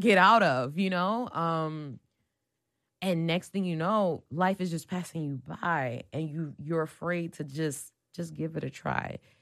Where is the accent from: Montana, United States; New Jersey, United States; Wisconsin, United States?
New Jersey, United States; East Orange; moved away; I'm from Jersey